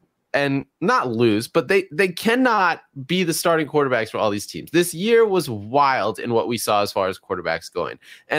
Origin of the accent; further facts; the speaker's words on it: Georgia, United States; I'm from Georgia.